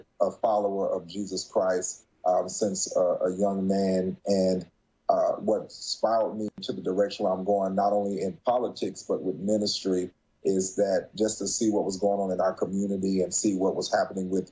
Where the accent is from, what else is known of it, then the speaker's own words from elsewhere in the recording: Morehead City, North Carolina, United States; moved away; also born or lived in Florida; I joined some of the Men's Republicans Club in my hometown, Morehead City, North Carolina.